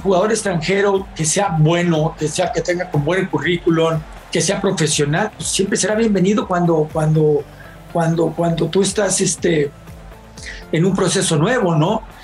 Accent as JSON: {"language": "Spanish", "country": "Mexico", "said": "como mexicano"}